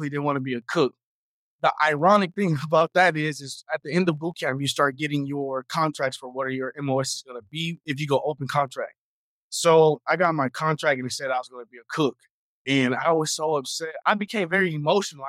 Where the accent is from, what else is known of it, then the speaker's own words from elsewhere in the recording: Houston, Texas, United States; I am a Houston, Texas native, so born and raised in Houston